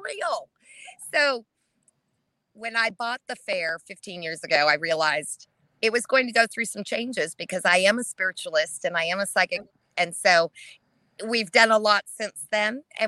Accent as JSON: {"language": "English", "region": "Alaska", "country": "United States", "tie": "born or raised there", "said": "I grew up off grid in Alaska."}